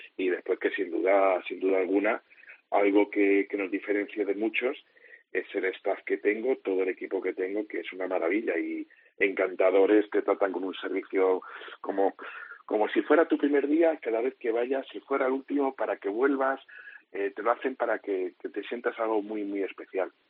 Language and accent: Spanish; Madrid, Community of Madrid, Spain; moved away as an adult; now in Almería, Spain; Yo, sabéis que soy madrileño, pero llevo 14 años aquí.